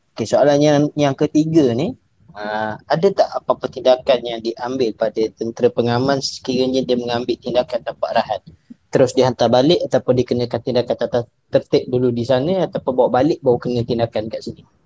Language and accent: Malay; Malaysia; kita sebagai rakyat Malaysia